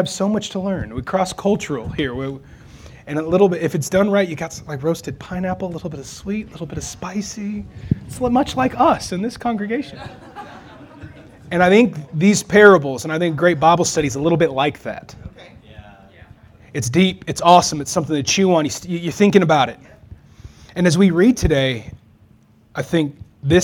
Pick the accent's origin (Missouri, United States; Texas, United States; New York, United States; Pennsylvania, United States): Texas, United States; now in Wichita, United States; I'm from Texas